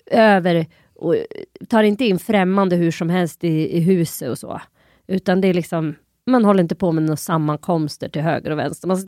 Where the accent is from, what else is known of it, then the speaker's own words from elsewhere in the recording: Sweden; Jag är typ ett svensk, har bott här hela mitt liv, två, jag är inte förkyld.